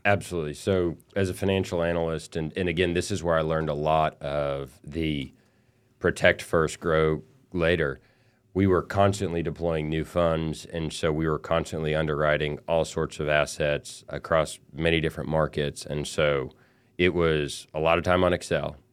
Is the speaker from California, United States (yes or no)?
no; El Paso, Texas, United States; I grew up in El Paso, Texas